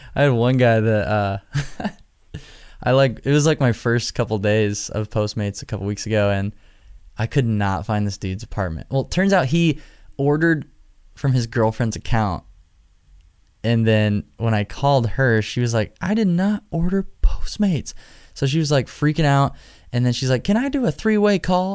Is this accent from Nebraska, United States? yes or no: yes; Nebraska, United States; Omaha, Nebraska, my home state